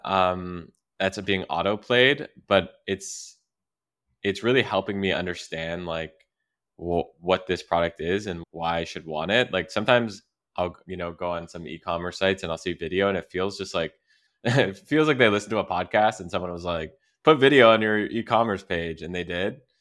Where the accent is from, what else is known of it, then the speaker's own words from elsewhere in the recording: Canada; moved away; I'm from Canada